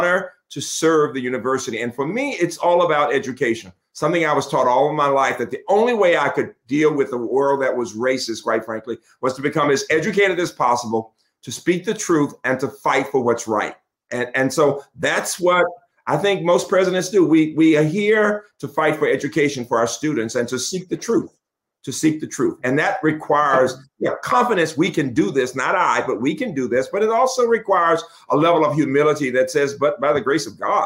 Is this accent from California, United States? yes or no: no; Birmingham, Alabama, United States; now in Maryland, United States; seeing the horrors of growing up in Birmingham